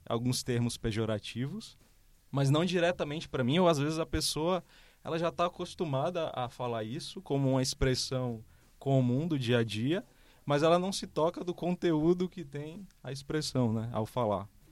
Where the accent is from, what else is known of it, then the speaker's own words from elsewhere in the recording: Fortaleza, Ceará, Brazil; moved away as an adult; now in São Paulo, Brazil; eu sou de Fortaleza, vim há sete anos aqui para São Paulo